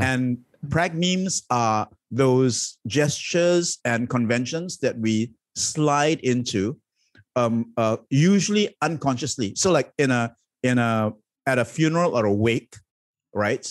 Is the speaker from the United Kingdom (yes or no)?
no; Malaysia; I have chosen to be, identify as Malaysian